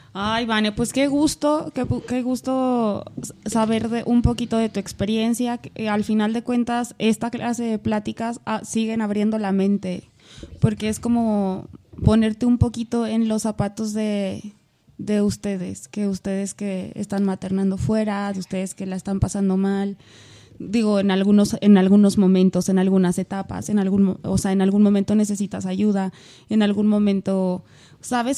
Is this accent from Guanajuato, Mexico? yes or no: no; Aguascalientes, Mexico; moved away; yo soy de Aguascalientes